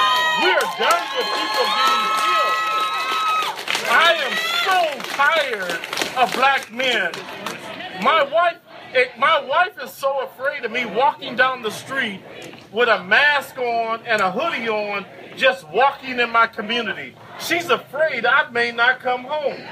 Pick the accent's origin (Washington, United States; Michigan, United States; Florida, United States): Michigan, United States; Flint; now in Oxnard, United States; I'm from Flint, Michigan.